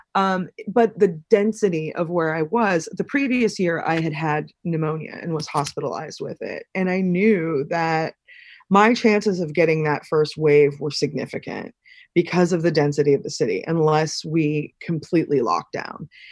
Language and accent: English; Pennsylvania, United States; moved away; also born or lived in New York; this town, my hometown, was one of the first towns in the, in the United States to start manufacturing less lethal munitions